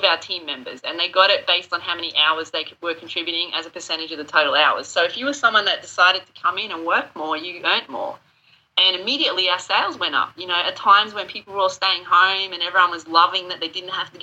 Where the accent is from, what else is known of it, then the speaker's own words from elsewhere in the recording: Australia; moved away as an adult; also born or lived in United Kingdom; now in South Carolina, United States; I've dealt with a lot of natural disasters growing up in Australia, cyclones and all that kind of stuff